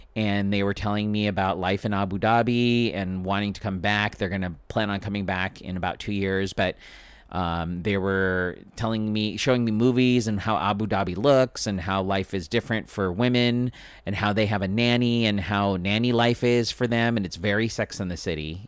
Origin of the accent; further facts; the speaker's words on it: Philippines; I'm Filipino. It's my culture to feed people.